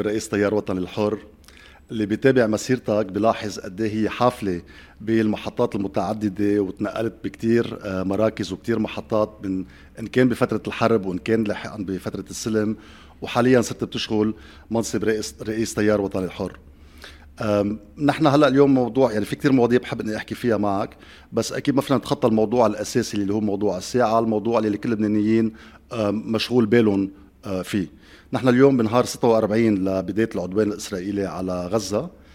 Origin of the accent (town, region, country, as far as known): Lebanon